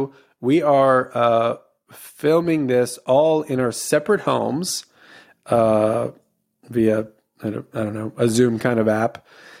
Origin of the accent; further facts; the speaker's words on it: Louisiana, United States; moved away; my homeland, Louisiana